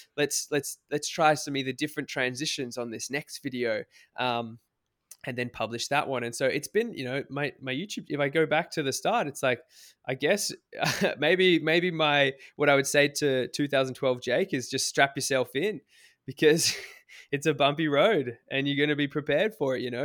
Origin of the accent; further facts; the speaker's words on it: Australia; I'm Australian